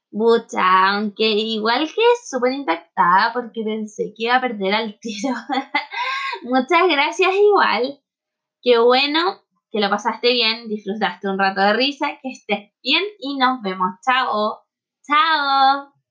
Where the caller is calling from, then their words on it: Temuco, Araucanía, Chile; de Temuco.